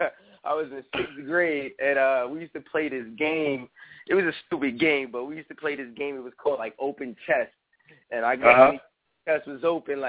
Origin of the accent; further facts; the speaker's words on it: New York, United States; I'm from New York